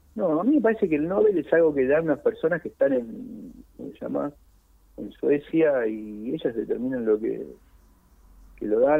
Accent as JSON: {"language": "Spanish", "region": "Buenos Aires", "country": "Argentina", "tie": "born or raised there", "said": "Es el lugar donde nací, es el lugar donde tengo un montón de, seres queridos"}